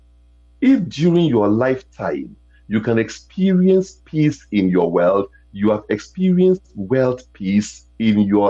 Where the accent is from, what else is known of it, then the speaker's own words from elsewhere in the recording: Ghana; accent: international Americanese; moved away; I come from Africa